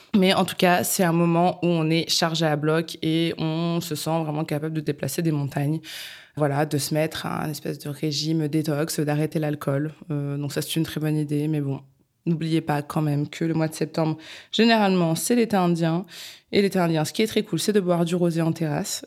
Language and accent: French; Bourges, Centre-Val de Loire, France; now in Paris, France; moi-même je viens de Bourges